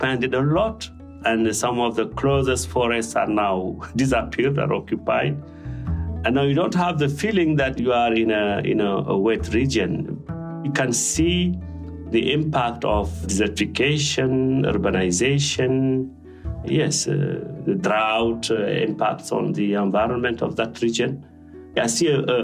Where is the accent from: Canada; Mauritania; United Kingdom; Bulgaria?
Mauritania; Sélibabi, Guidimaka; now in Switzerland; I grew up in the South Mauritania, at the border with Senegal, a region called Guédimaka, and a city called Sélibabi.